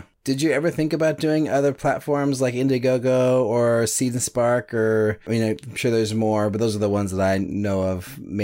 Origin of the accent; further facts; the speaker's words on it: Berkeley, California, United States; I grew up in Berkeley, so we went to the, the Berkeley theaters.